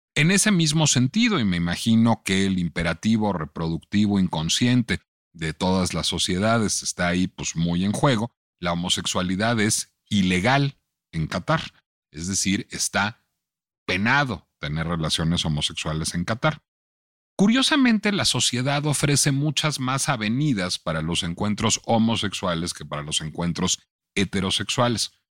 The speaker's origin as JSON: {"language": "Spanish", "country": "Mexico"}